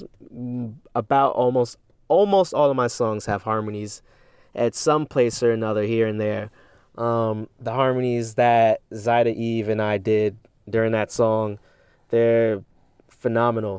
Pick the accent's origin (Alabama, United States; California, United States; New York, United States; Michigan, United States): New York, United States; Westchester; my studio here where I am from in Westchester, New York.